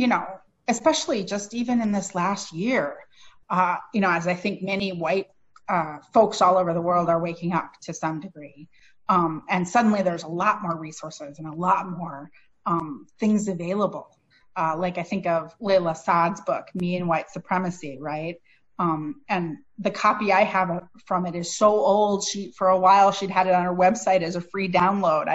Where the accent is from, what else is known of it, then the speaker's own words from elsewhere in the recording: Minneapolis, Minnesota, United States; now in St. Paul, United States; I'm from the Twin Cities. My hometown is Minneapolis, and now I live in the city next door, St. Paul